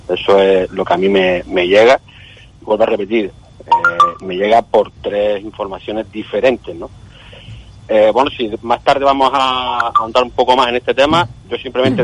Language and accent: Spanish; Canary Islands, Spain; yo soy canario